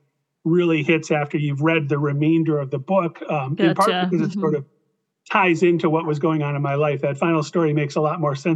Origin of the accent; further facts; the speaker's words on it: Midwest, United States; I'm from the Midwest